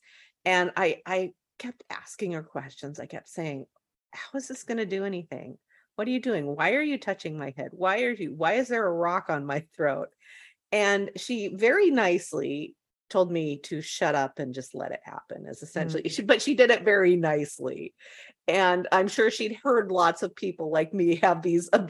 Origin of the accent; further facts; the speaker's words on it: West Coast, United States; I'm from the West Coast